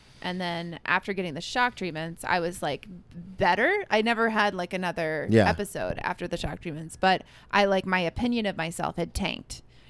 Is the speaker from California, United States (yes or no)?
yes; California, United States; moved away as an adult; also born or lived in Colorado / Martha's Vineyard / Nashville / Minnesota; I like grew up in California, but I was like born in Colorado. I went to college in Nashville.